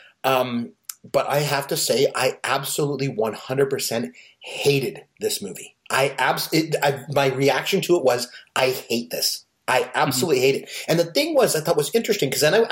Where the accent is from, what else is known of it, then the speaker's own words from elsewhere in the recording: Canada; I am Canadian.